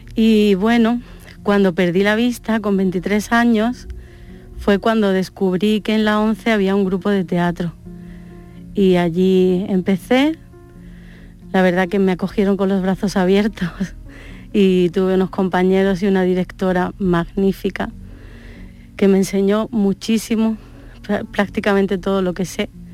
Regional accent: Málaga, Andalusia, Spain; born or raised there; also born or lived in Córdoba

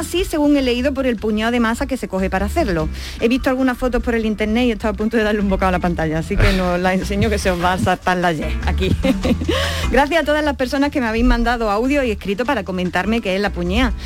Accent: Andalusia, Spain; no solo somos andaluces

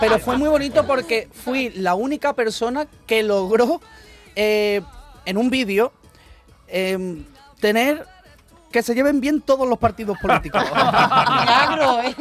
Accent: Seville, Andalusia, Spain; se sabe que soy andaluz, que soy sevillano, porque tengo andares sevillanos

